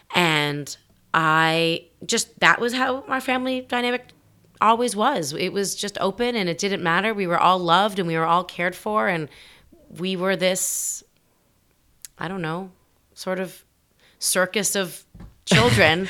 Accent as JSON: {"language": "English", "town": "Toronto", "region": "Ontario", "country": "Canada", "tie": "born or raised there", "moved": "as an adult", "said": "I grew up in the center of the city"}